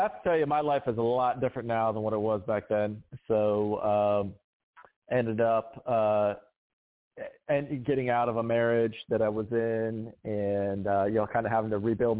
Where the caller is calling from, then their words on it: Cary, North Carolina, United States; So I'm in Cary, North Carolina. It's just outside of Raleigh. It's a great little town.